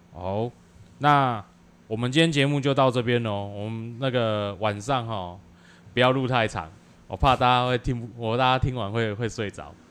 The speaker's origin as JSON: {"language": "Chinese", "region": "Tainan", "country": "Taiwan", "tie": "born or raised there", "said": "我们又是土生土长的台南人"}